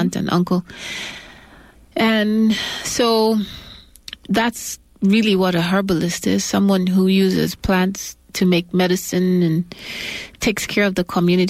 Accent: western province of Kenya, Kenya; moved away; also born or lived in Ohio, United States / Nairobi, Kenya / Tanzania / Uganda; Where I spent most of my life as a child growing up in Kenya. And some other parts of East Africa, including Tanzania and Uganda. But my father is Nigerian, and he's from the northwestern part of Nigeria, a place called Ogori.

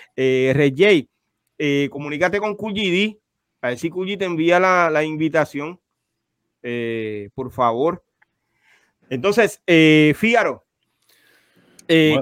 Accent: Carolina, Puerto Rico; los dos somos de Carolina

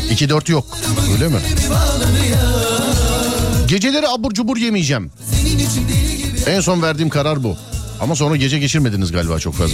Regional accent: Istanbul, Turkey; Abi Bahçeşehir.

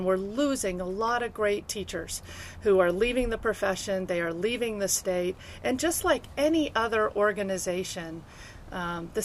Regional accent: Denver, Colorado, United States; also born or lived in Evergreen, Colorado; I grew up here in Colorado. My family moved to Evergreen when I was a little girl and then down to Denver

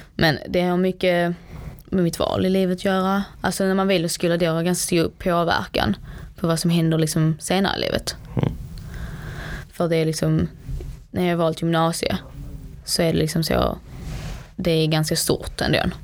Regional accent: Sweden; Jag är dock född i Sverige

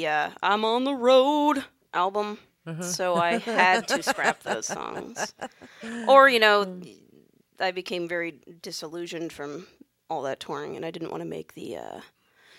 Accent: Coshocton, Ohio, United States; moved away; I grew up in Coshocton, Ohio, just like eastern Ohio

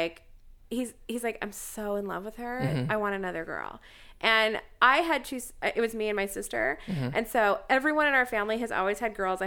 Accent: Fairfield, California, United States; now in Los Angeles, United States; I grew up in a little town called Fairfield.

